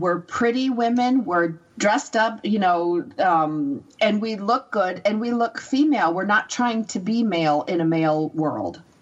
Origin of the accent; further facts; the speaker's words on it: United States; I'm American